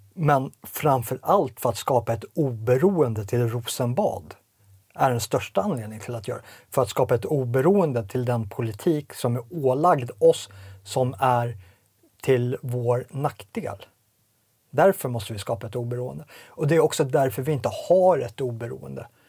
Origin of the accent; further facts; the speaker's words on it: Sweden; also born or lived in Småland; som svensk medborgare, som, som etnisk svensk, som svensk från sån svunnen tid